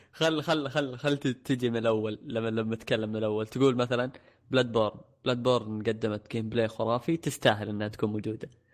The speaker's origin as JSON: {"language": "Arabic", "country": "Saudi Arabia", "said": "عندنا في السعوديه"}